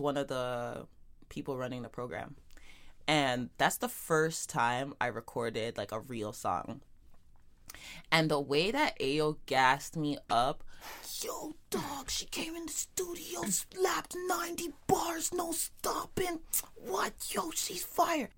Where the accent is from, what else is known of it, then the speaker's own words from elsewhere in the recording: Toronto, Ontario, Canada; growing up in Jane and Finch